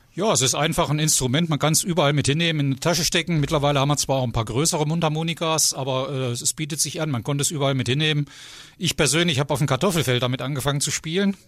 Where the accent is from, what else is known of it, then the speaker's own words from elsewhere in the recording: Ziegenhagen, Hesse, Germany; moved away as an adult; now in Oberode, Germany; ich komme also aus Ziegenhagen und bin da geboren, bin mittlerweile Grenzgänger geworden vor zig Jahren, habe geheiratet nach Oberrode rüber